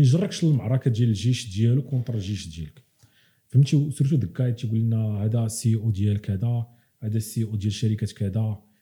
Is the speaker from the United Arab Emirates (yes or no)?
no; Morocco; moved away; حنا عندنا في المغرب